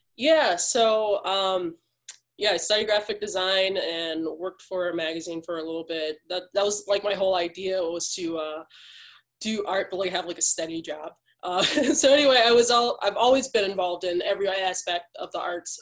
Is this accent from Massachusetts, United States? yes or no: no; Detroit, Michigan, United States; growing up in Detroit